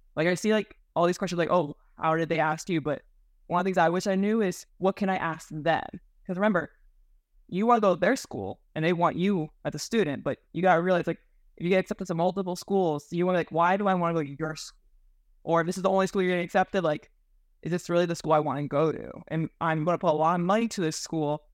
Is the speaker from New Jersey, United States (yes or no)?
no; Miami, Florida, United States; I was born and raised in Miami, Florida